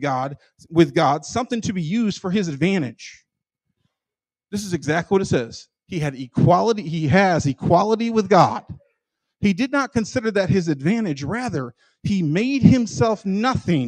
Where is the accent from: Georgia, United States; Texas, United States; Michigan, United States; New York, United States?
Michigan, United States; I'm from Michigan